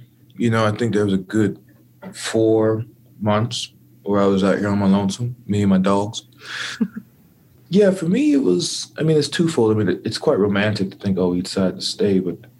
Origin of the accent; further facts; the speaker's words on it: Dallas, Texas, United States; also born or lived in California / Waco; As I said, I grew up in Dallas, Texas. I'm a military brat, right? So I born in California, lived and learned life in Texas, Waco, Texas, where my grandparents from, in Dallas, Texas, particularly Cedar Hill, Texas, and Duncanville, Texas.